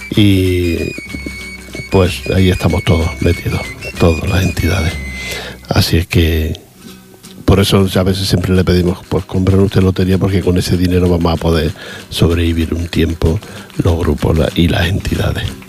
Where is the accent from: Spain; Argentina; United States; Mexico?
Spain; cómo somos los, españoles